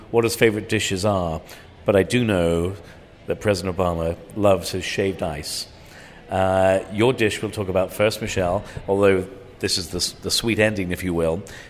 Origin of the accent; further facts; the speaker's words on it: Ireland; also born or lived in England; Well, I have to tell you, I grew up in Ireland and England